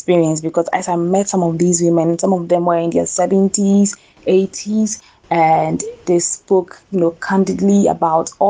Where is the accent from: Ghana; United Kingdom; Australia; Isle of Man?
Ghana; I came back to my home country, Ghana